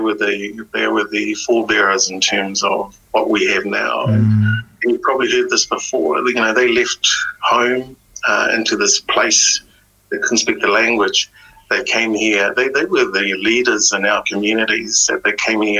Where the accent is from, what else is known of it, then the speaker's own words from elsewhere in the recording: New Zealand; English is a second language; we're Kiwi, we're Pacific Kiwis, we're Kiwis